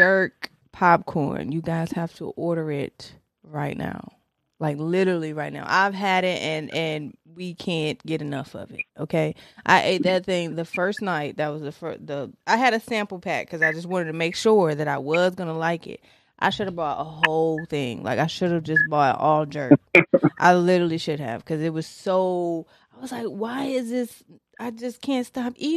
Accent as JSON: {"language": "English", "region": "Tennessee", "country": "United States", "tie": "born or raised there", "moved": "yes", "said": "I grew up in Tennessee"}